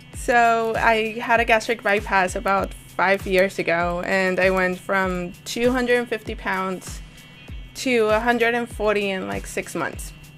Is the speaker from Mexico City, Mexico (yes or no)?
no; Monterrey, Nuevo León, Mexico; moved away; also born or lived in Hidalgo, Texas; I was born in Monterrey. I come from a very Mexican Catholic family